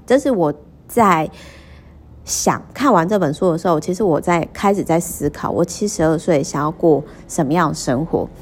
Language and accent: Chinese; Kaohsiung, Taiwan; moved away; 我每次回高雄老家，因为我老家其实是在美术馆附近